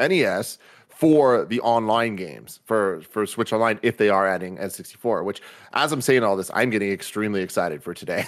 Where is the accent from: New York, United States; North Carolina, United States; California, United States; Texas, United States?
California, United States; San Francisco; growing up in San Francisco